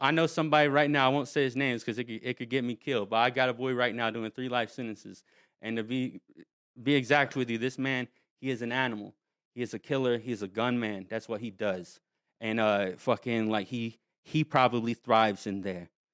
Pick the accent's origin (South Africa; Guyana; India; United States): United States; North Carolina; I was from North Carolina, from a small town, like, no one goes anywhere